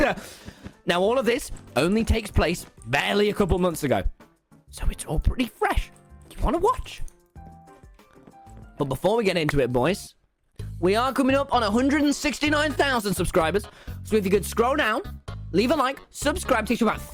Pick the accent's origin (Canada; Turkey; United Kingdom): United Kingdom; I'm from Britain.